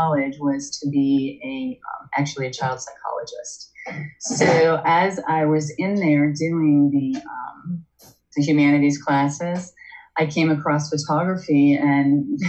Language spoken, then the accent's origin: English; Northeast Ohio, United States; I grew up in Northeast Ohio